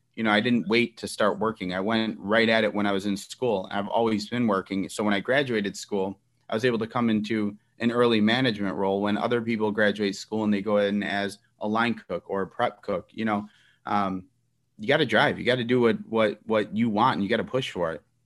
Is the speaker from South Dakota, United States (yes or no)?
no; Elmwood Park, Illinois, United States; I grew up in Elmwood Park, uh, very Italian community at the time.